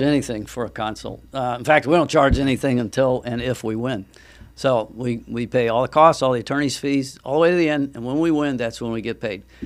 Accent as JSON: {"language": "English", "area": "Treasure Coast", "region": "Florida", "country": "United States", "tie": "born or raised there", "said": "I grew up on the Treasure Coast."}